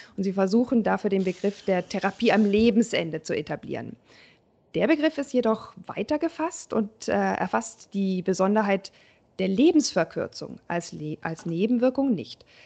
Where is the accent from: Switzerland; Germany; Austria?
Germany; bei uns in Deutschland